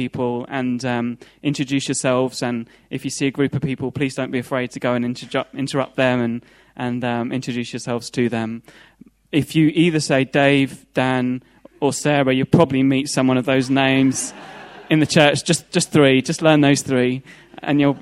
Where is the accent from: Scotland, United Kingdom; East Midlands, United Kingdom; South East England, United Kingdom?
East Midlands, United Kingdom; Leicester; now in London, United Kingdom; I'm from Leicester.